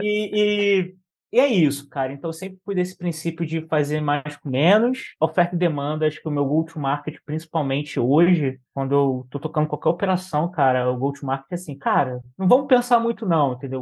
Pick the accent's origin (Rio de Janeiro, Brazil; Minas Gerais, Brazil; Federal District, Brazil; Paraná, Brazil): Rio de Janeiro, Brazil; moved away as an adult; now in São Paulo, Brazil; Tenho 34 anos, sou do Rio, né? Sou natural do Rio de Janeiro, carioca pô, já moro aqui no, em São Paulo já tem oito anos